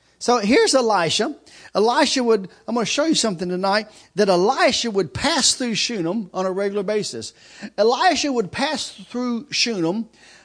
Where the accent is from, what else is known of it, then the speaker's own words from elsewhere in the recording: Kentucky, United States; I grew up in Kentucky